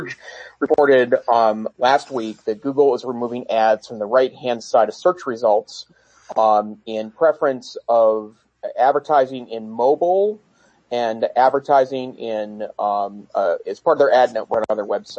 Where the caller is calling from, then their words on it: Gardner, Montana, United States; And I'm joining tonight from Gardner, Montana, which is just north of the main entrance of the Yellowstone National Park.